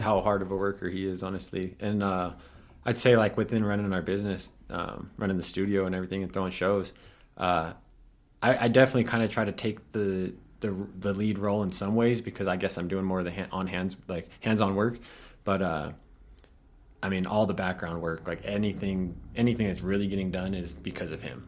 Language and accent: English; Pueblo County, Colorado, United States; I grew up out in the county